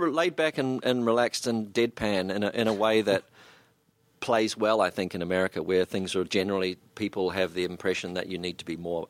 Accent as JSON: {"language": "English", "country": "New Zealand", "said": "suddenly it was being a New Zealander and standing in the middle of a group of people and really not saying hardly anything"}